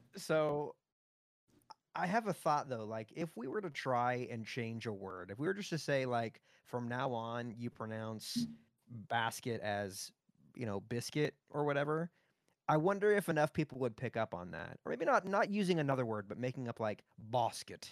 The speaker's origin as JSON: {"language": "English", "town": "Pembroke Pines", "region": "Florida", "country": "United States", "tie": "born or raised there", "moved": "yes", "said": "I grew up in F, in Pembroke Pines, Florida. It's just north of Miami"}